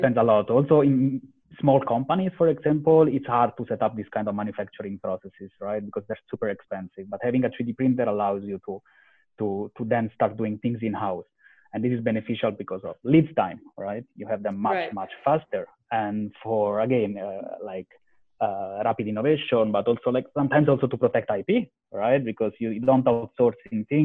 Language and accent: English; close to Rome, Lazio, Italy; moved away as an adult; also born or lived in Istanbul / London / Spain; I'm from Italy, born close to Rome